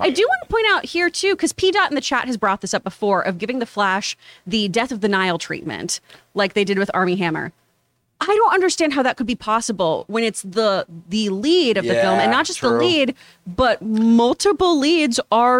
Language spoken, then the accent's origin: English; Houston, Texas, United States; I grew up in Houston. I worked for NASA's Space Center Houston.